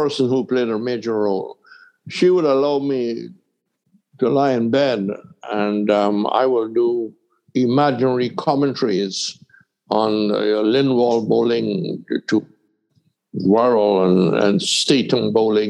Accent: Georgetown, Guyana; also born or lived in Pomeroon River, Guyana; I was born in the Essequibo River, in one of the smaller rivers called the Pomeroon

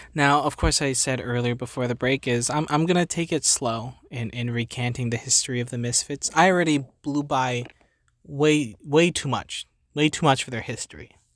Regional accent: New Jersey, United States; I'm from New Jersey

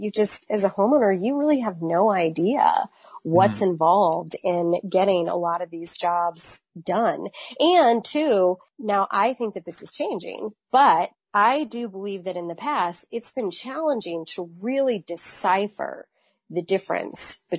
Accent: Virginia, United States; I'm from Virginia.

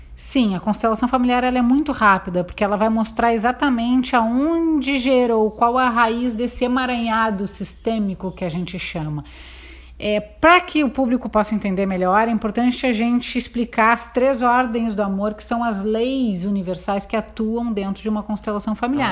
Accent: Porto Alegre, Rio Grande do Sul, Brazil; moved away as an adult; now in Santo Antônio da Patrulha, Brazil; Nasci na cidade de Porto Alegre

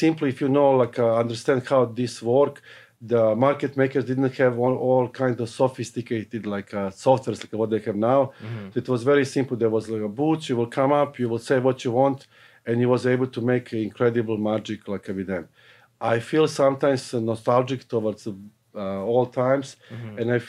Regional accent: Serbia; now in Canada; So I came in Canada from Yugoslavia, what is now presently Serbia, in 1982.

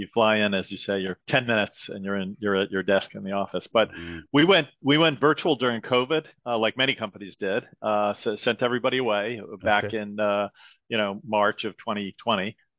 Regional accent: Great Neck, New York, United States; also born or lived in Manhattan / Philadelphia; Yeah, I grew up in Great Neck, Long Island, which is the western part of Long Island, basically right next to the Queens border, close to New York City. And that's where I grew up.

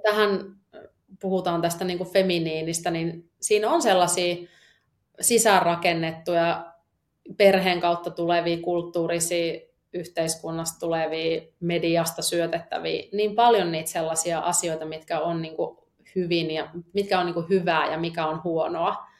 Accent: Eastern Finland, Finland; moved away; mä oon tuolta landelta kotoisin, elänyt, jee, elänyt tuolla tota, Itä-Suomen järven rannalla lapsuuteni

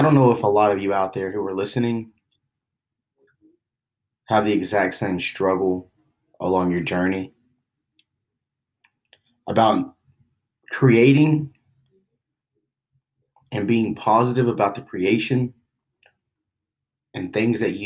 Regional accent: Oklahoma City, Oklahoma, United States; I grew up in Oklahoma City

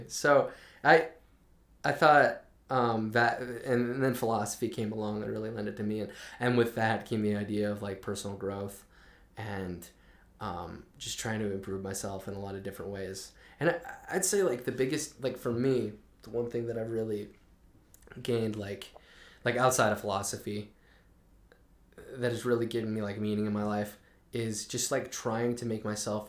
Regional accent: Tooele, Utah, United States; Yeah, I'm from Tooele. Raised pretty LDS

